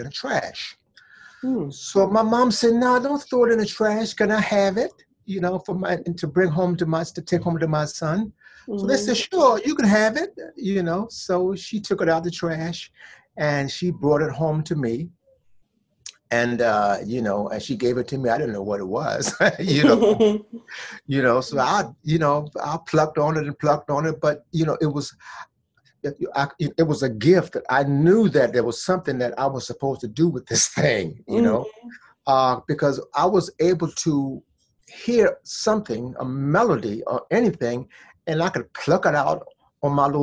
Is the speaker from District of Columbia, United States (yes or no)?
yes; Washington, District of Columbia, United States; also born or lived in Vaughnville, South Carolina; But I grew up there until I was like 6 years old. And then my mom's, after I got six, she brought me up here to Washington, D.C.